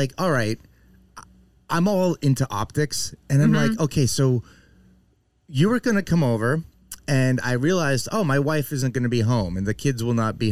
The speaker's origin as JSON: {"language": "English", "town": "Concord", "region": "New Hampshire", "country": "United States", "said": "I'm from Concord, New Hampshire."}